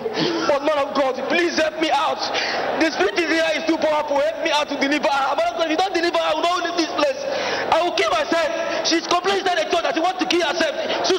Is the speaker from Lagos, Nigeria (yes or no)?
no; Imo, Nigeria; I'm from Imo State.